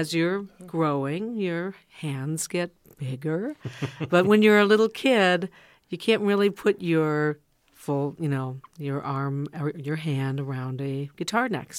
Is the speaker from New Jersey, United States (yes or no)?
no; Dodgeville, Michigan, United States; moved away; I'm a Youper from Dodgeville, Michigan